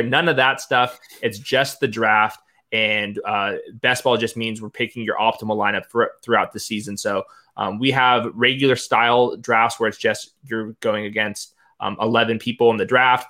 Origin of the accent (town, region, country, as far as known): Southern California, United States; accent: Southern California